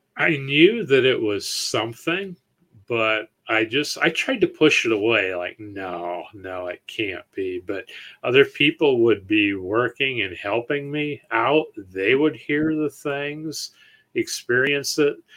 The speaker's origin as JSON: {"language": "English", "region": "Ohio", "country": "United States", "said": "we're from Ohio"}